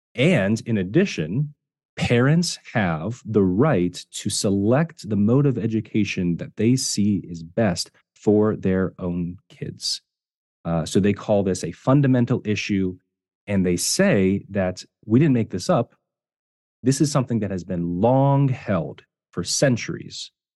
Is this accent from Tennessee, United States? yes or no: no; Ohio, United States; I, I was myself homeschooled in, growing up in Ohio